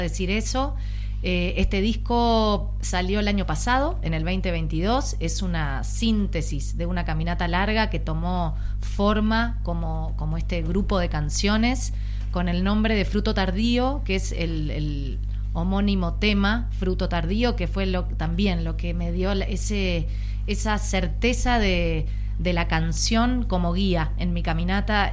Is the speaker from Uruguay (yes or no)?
yes; Uruguay; Soy uruguaya